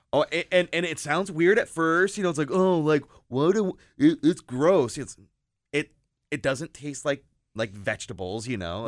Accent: Perrysburg, Ohio, United States; I grew up in Perrysburg

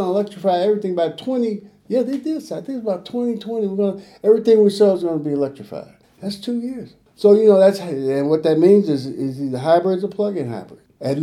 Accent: Chicago, Illinois, United States; I grew up in Chicago

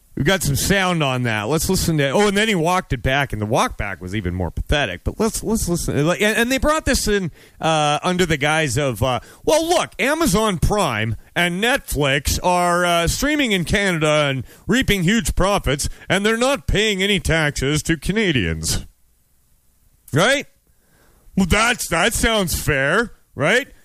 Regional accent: United States; I'm an American

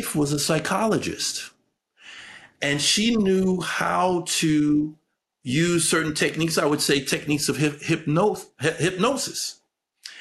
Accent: United States; as American citizens

